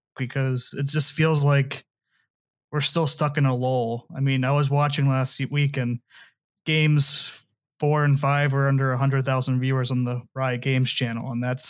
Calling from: Idaho, United States; Oh, good old Idaho.

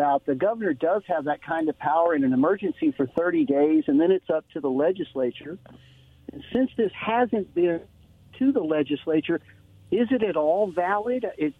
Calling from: Walla Walla, Washington, United States; from Walla Walla.

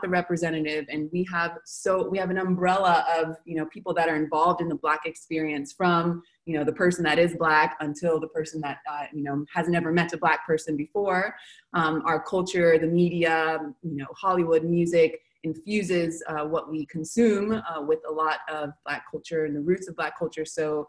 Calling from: Buenos Aires, Argentina; So I'm calling from Buenos Aires

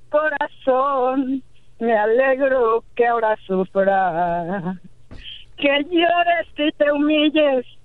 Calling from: Pasadena, California, United States; De Los Ángeles, de Pasadena.

